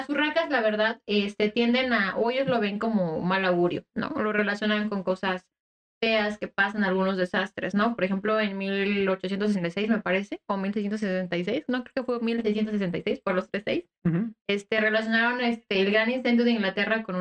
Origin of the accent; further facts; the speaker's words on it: Japan; Yo también. Soy japonesa.